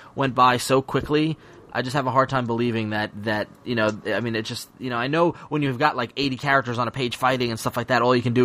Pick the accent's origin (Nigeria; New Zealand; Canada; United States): United States; New York; I'm a New Yorker